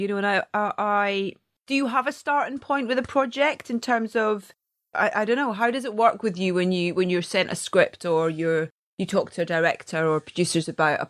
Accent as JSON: {"language": "English", "region": "Scotland", "country": "United Kingdom", "said": "being Scottish"}